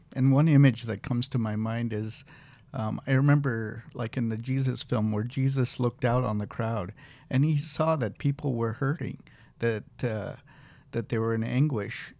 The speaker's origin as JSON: {"language": "English", "town": "Peoria", "region": "Illinois", "country": "United States", "tie": "born or raised there", "also_born_or_lived": "Nairobi, Kenya", "said": "I lived in Kenya for the first eight years of my life. And my parents were in education. My dad was a professor, and my mom was a principal. They moved to uh, Illinois, Peoria, Illinois. And uh, so most of my life was actually in Illinois"}